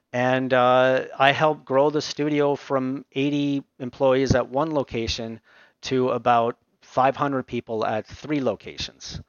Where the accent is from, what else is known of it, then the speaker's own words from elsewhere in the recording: Aurora, Ontario, Canada; also born or lived in Montreal, Quebec; I grew up most of my uh, youth in uh, Aurora, Ontario